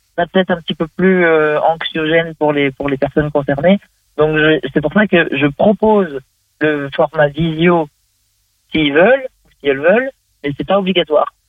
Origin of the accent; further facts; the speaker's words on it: Vendée, Pays de la Loire, France; je suis de Vendée, Pays de la Loire, l'Ouest de la France